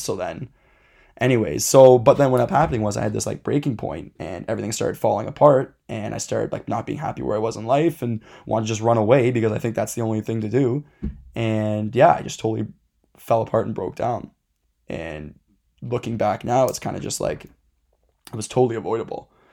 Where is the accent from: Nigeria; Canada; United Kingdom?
Canada; Dundas, Ontario; we grew up in Dundas. It's a very kind of, I'd say, like, mid to higher class area